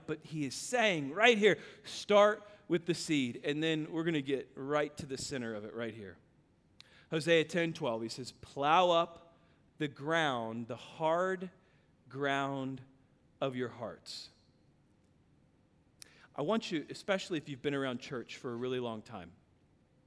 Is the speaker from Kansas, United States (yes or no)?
yes; Kansas, United States; now in Texas, United States; I grew up in Kansas.